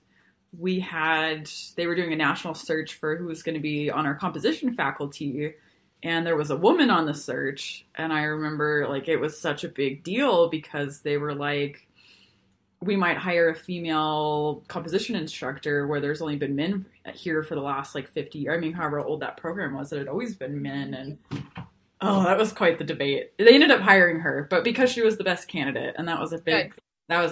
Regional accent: Montana, United States; also born or lived in Texas; I grew up in Texas initially, and then I moved to Montana

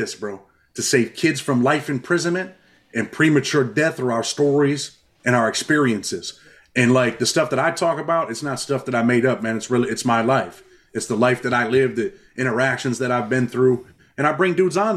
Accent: New York, United States; I'm from New York

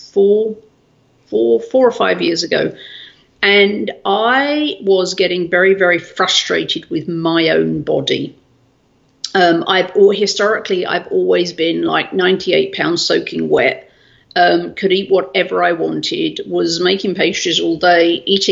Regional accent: South East England, United Kingdom; now in United States; I was born in England, bottom right hand corner, a bit nearest France.

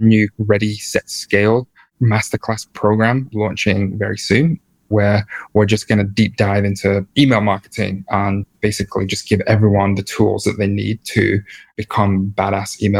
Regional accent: England, United Kingdom; also born or lived in New York; I'm from England and we get like easily embarrassed and like easily awkward.

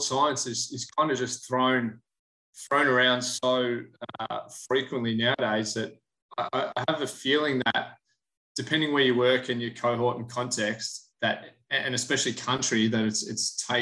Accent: Australia; moved away as an adult; also born or lived in Orlando, United States; now in Houston, United States; I born and raised in Australia, but now currently head of sports science at Houston Dynamo FC

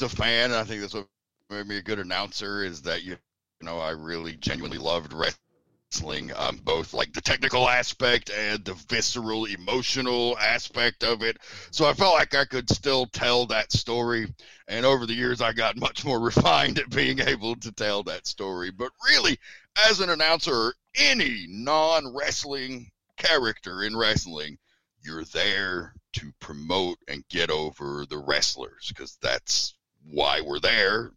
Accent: Tennessee, United States; I'm from Tennessee

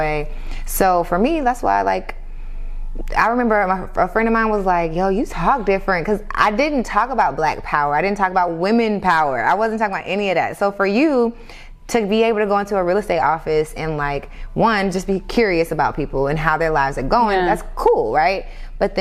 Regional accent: Atlanta, Georgia, United States; I grew up in Atlanta

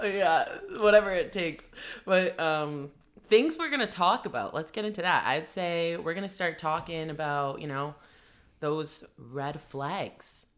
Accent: Vancouver, British Columbia, Canada; I'm from Vancouver. Born and raised

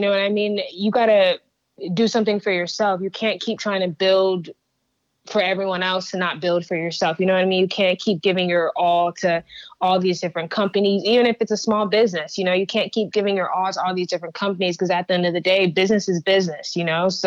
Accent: Houston, Texas, United States; also born or lived in Stafford, Texas / Sugar Land, Texas; I grew up in Southwest

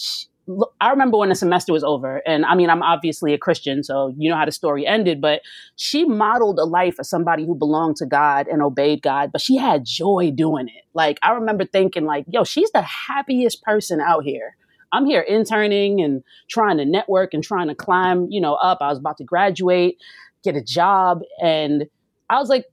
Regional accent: New York City, New York, United States; moved away as an adult; also born or lived in Los Angeles; when I grew up in Brooklyn, I went to college in upstate New York

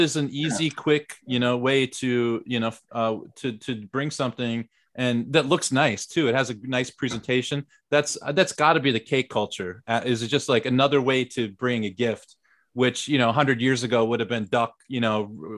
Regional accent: United States; moved away as an adult; now in South Korea; as an American

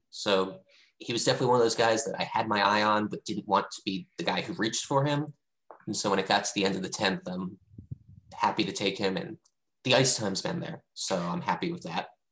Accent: D.C., District of Columbia, United States; now in Seattle, United States; I grew up outside of Washington, D.C.

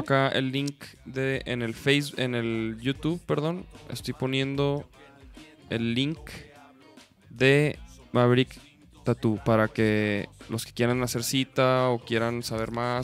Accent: Chihuahua, Mexico; somos de Chihuahua

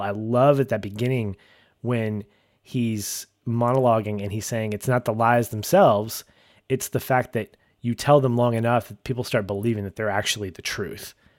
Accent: United States; we as Americans

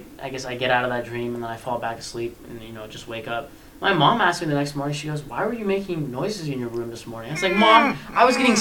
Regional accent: Ohio, United States; we're all from Ohio

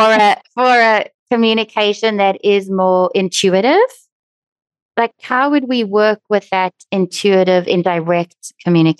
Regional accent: South Africa; I'm South African

